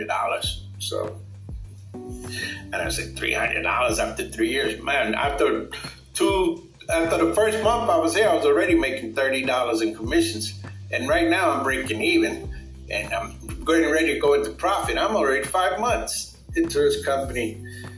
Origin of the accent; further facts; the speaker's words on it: New York City, New York, United States; moved away; also born or lived in Florida / Puerto Rico (parents); I was born in 1959 in Brooklyn, New York. And yes, I'm a baby boomer. Yeah, there's all of us in Brooklyn. Well, later on down the years, I was raised in New York City